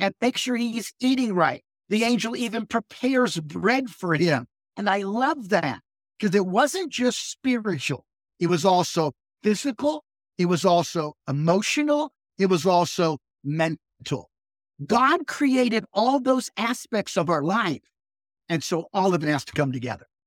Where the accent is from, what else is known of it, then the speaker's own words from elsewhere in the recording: Akron, Ohio, United States; moved away as an adult; also born or lived in Lynchburg, Virginia / Indiana / Pennsylvania; now in northern Michigan, United States; I was born and raised in Akron, Ohio, so that's where I lived most of my childhood